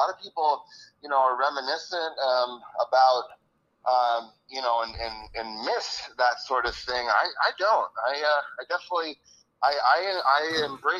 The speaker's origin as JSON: {"language": "English", "town": "Washington", "region": "District of Columbia", "country": "United States", "tie": "born or raised there", "said": "I grew up in Washington, D.C."}